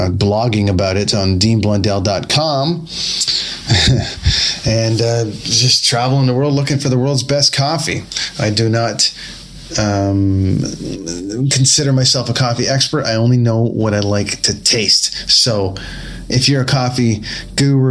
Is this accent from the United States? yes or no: no; Canada; I am the one who at 42 years old, grown up in a land of sub-zero temperatures